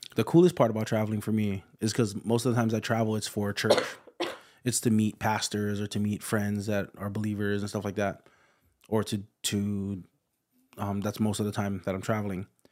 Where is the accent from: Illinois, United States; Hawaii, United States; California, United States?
Hawaii, United States; moved away as an adult; also born or lived in Indiana; I'm from Hawaii.